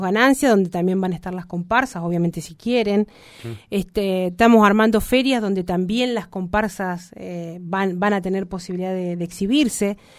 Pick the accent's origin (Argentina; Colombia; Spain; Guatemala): Argentina; Nos merecemos como Argentina, como argentinos